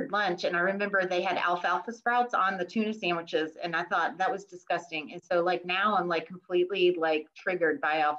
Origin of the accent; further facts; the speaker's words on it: New England, United States; now in Midlothian, United States; I did grow up in New England